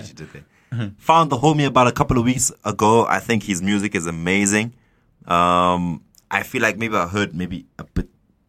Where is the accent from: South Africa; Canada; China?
South Africa; I'm South African.